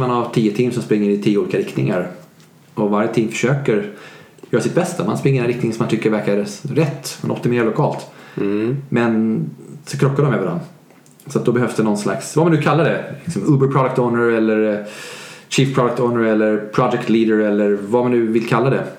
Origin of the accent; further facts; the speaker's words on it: Sweden; Jag är svensk